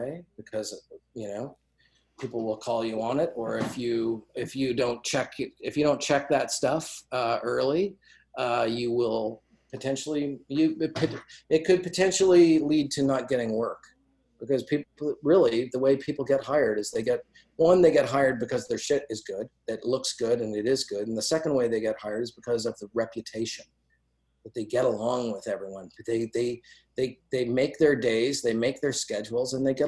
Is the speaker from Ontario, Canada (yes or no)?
no; Calgary, Alberta, Canada; I grew up in Calgary.